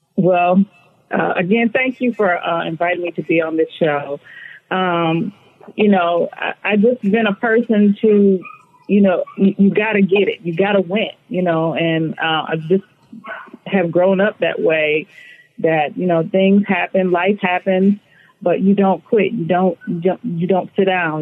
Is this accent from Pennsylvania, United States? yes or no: no; Flint, Michigan, United States; moved away as an adult; now in California, United States; I grew up in Flint, Michigan. Um, so I've been, I grew up there and moved here in my mid 30s into California